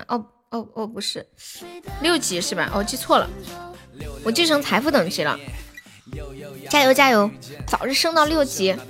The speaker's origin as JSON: {"language": "Chinese", "region": "Tianjin", "country": "China", "said": "天津的呀，我天津，你哪儿的？"}